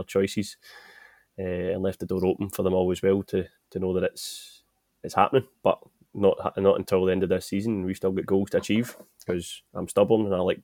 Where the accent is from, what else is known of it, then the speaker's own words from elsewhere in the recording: Motherwell, Scotland, United Kingdom; I'm from Motherwell, stayed in Motherwell, been in Motherwell my full life